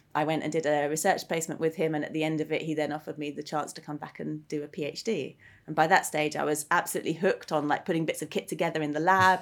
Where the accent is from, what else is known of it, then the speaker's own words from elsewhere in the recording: Greenwich, London, United Kingdom; growing up in Greenwich